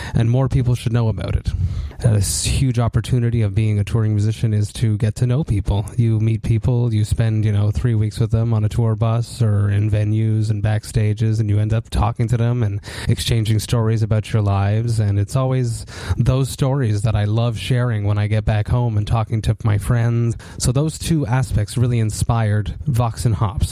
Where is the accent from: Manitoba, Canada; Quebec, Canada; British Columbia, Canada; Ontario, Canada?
Quebec, Canada; Montreal; I come from Montreal.